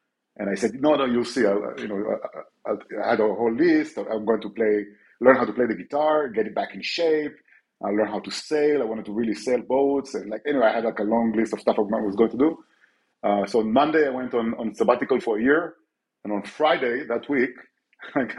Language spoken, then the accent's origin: English; Israel; now in Barcelona, Spain; I'm from Israel.